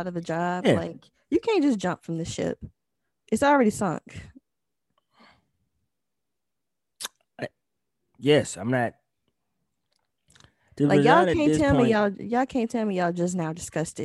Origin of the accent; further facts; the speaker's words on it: the South, United States; I'm from the South